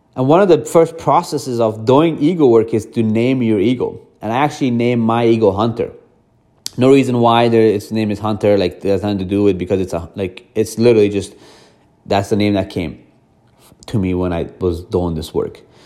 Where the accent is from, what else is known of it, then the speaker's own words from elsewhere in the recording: Afghanistan; moved away; also born or lived in Iran; I grew up in Afghanistan, I was born in Iran